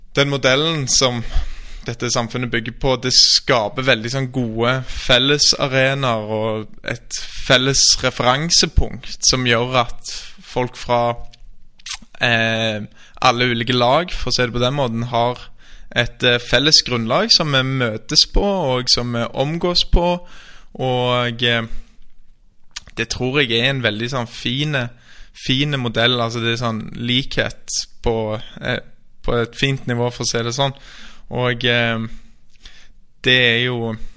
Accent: Stavanger, Rogaland, Norway; moved away as an adult; also born or lived in Oslo; Jeg er født og oppvokst i Stavanger

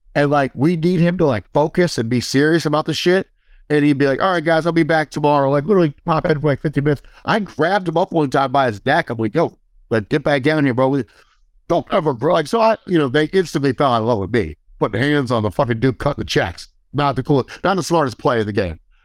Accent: Midwest, United States; I came from the Midwest

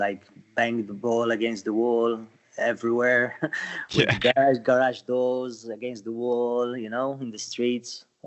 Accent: Sliema, Malta; lived always here in Malta and my town, Salema.

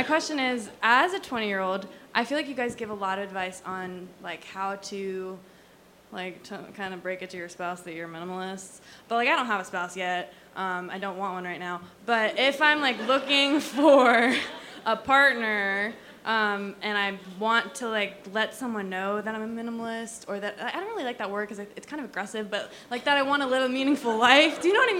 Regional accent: Tampa, Florida, United States; also born or lived in Portland, Maine / Mooresville, North Carolina; Tampa, Florida, Portland, Maine, and Mooresville, North Carolina.

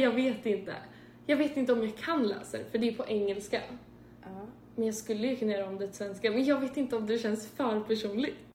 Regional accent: Sweden; now in Chicago, United States; bodde jag hemma i Sverige ett år

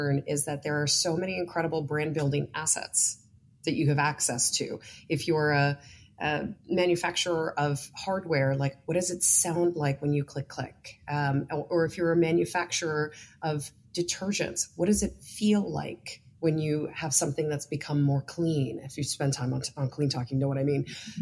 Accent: New York, United States; I'm also a New Yorker

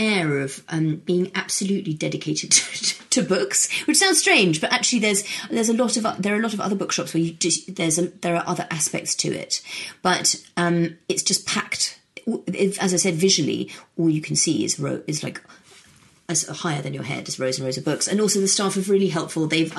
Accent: United Kingdom; also born or lived in United States; I picked two because I'm from the UK, and I'm American as well.

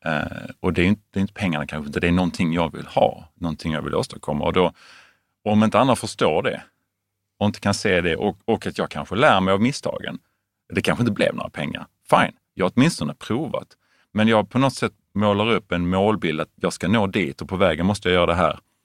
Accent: Veberöd, Skåne, Sweden; also born or lived in Lund / United States; uppvuxen i en familj med fem barn i ja. Veberöd

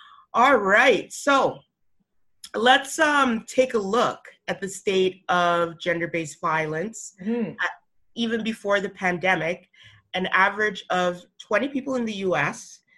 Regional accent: Alberta, Canada; Yo, I'm from Alberta, so I get it, okay?

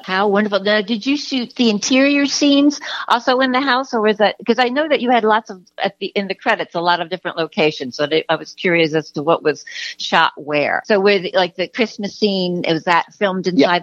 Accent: United States; now in California, United States; I'm from the New York area, uh, eh, East, you know, New York, New Jersey area

